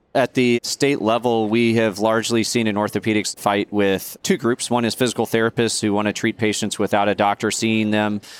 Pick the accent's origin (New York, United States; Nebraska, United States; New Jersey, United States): Nebraska, United States; I grew up in Nebraska